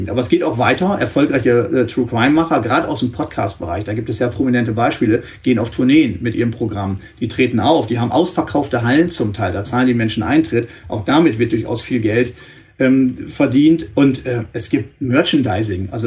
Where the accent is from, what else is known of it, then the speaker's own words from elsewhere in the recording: northwest Germany, Germany; ich komme aus dem Nordwesten Deutschlands